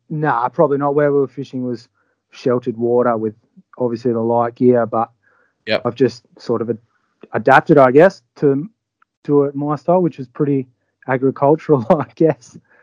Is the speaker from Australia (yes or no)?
yes; Albany, Western Australia, Australia; moved away as an adult; now in Exmouth, Australia; from Albany originally, down in the south of WA